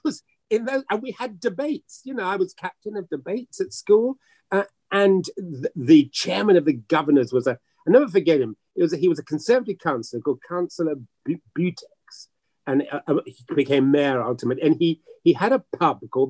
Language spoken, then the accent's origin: English; Accra, Greater Accra, Ghana; also born or lived in Hackney, London, United Kingdom; now in United Kingdom; I was brought up in a multi-denominational church called the Rich Church in Accra, Ghana